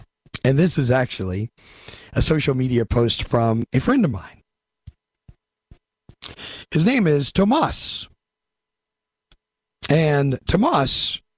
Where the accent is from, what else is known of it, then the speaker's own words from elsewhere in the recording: California, United States; I'm from California.